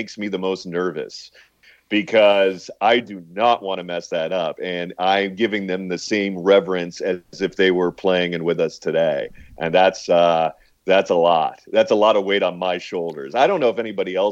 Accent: St. Petersburg, Florida, United States; I happen to grow up in St. Petersburg, where they spring train for quite a bit of time.

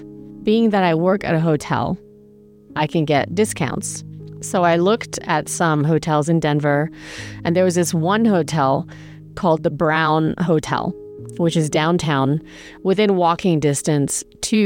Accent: England, United Kingdom; moved away; I grew up in England

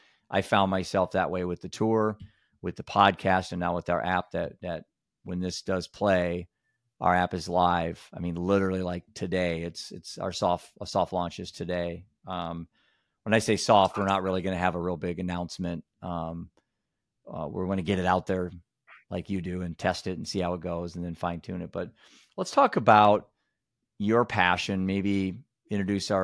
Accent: Iowa, United States; When you're from Iowa

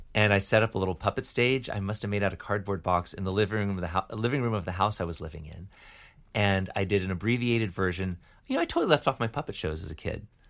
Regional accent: Decatur, Georgia, United States; also born or lived in Michigan; grew up in Decatur, Georgia.

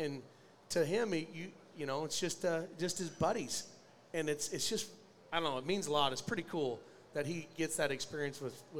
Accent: Sidney, Iowa, United States; growing up in Sydney

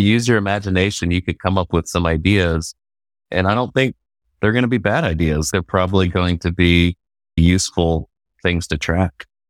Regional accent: Georgetown, Texas, United States; also born or lived in Abilene, Texas / Arlington, Texas; I grew up in Georgetown, Texas, which is about twenty miles north of Austin

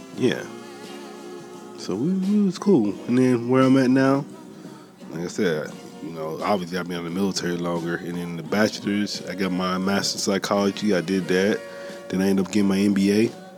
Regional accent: Columbus, Mississippi, United States; moved away as an adult; also born or lived in San Diego, California; now in Oceanside, United States; He from the same hometown as me. I'm from Columbus, Mississippi. But I've been in San Diego like this past 10 years

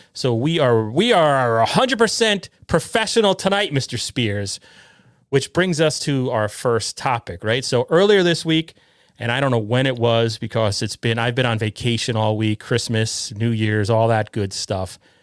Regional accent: Connecticut, United States; I'm from Connecticut. I live in Connecticut

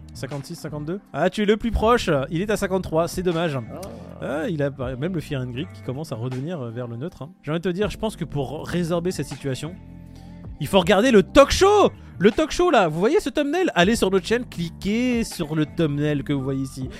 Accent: France; nous en tant que Français

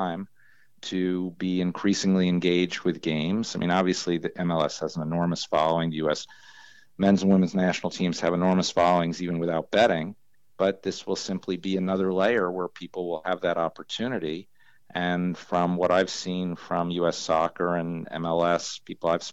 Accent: New York, United States; when I was growing up in New York, I used to hang out at horse racetracks all the time

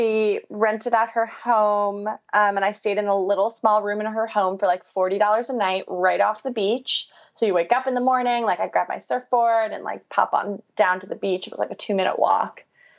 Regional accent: New York, United States; So I'm from New York, born and raised. You can't tell by my lovely accent. No. I like to think I don't have it anymore, but sometimes when I talk really fast, it comes out.

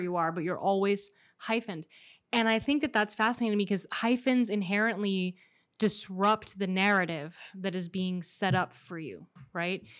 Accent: Miami, Florida, United States; accent: American; first language Spanish; English is a second language; we're both born and raised here

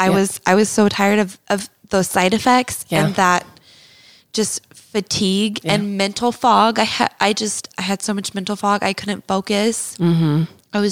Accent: Texas, United States; moved away as an adult; now in Utah, United States; And that was growing up in Texas. And then I moved to Utah when I was 19 years old. Actually, on my 19th birthday is when I came here.

